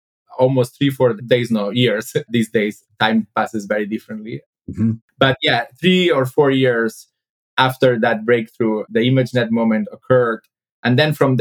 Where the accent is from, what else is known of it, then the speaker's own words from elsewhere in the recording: Spain; moved away as an adult; also born or lived in Berkeley, California; now in London, United Kingdom; I'm originally from Spain, so I moved to London in 2016, where I joined DeepMind